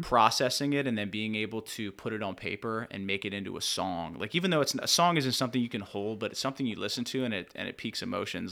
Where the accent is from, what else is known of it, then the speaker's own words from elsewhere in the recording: Lebanon, Pennsylvania, United States; I'm from Lebanon.